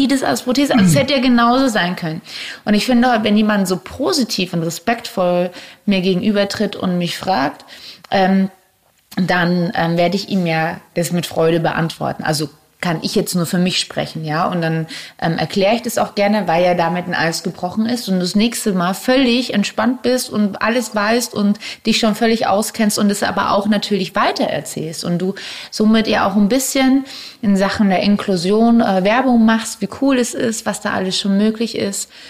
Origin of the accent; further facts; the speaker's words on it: Germany; wir als Deutsche